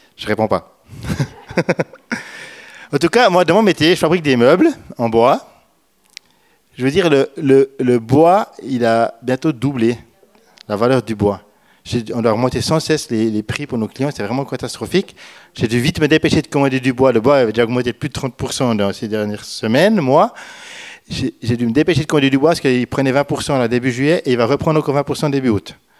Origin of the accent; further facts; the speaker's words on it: Switzerland; je suis suisse